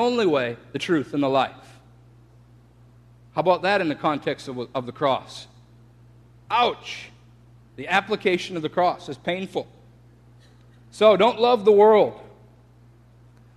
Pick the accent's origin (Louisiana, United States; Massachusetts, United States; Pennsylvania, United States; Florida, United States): Florida, United States; I'm from Florida